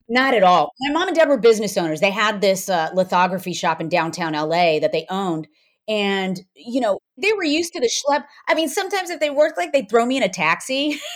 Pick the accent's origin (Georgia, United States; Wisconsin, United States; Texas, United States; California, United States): California, United States; Downey; I was, uh, born and raised in Downey